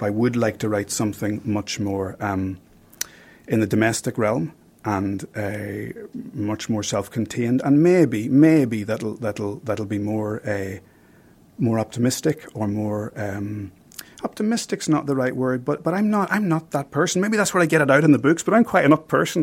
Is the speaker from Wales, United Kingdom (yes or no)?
no; County Armagh, Northern Ireland, United Kingdom; I grew up in County Armagh